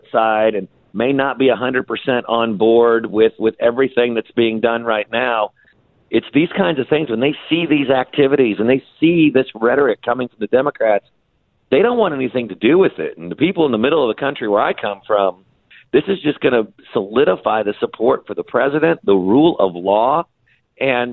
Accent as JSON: {"language": "English", "region": "Indiana", "country": "United States", "moved": "yes", "said": "back in my home state of Indiana"}